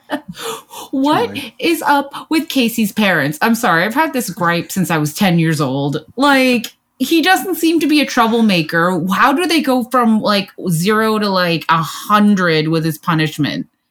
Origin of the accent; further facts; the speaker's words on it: Canada; I'm Canadian